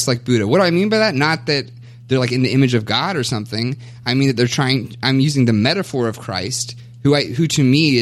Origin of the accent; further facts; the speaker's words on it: Kentucky, United States; moved away as an adult; also born or lived in Kansas; now in Minnesota, United States; I was born and raised in Kentucky, in Bible Belt